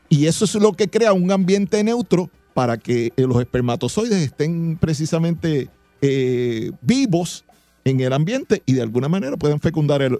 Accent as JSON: {"language": "Spanish", "country": "Puerto Rico", "said": "Recuerda que los puertorriqueños somos una mezcla de razas."}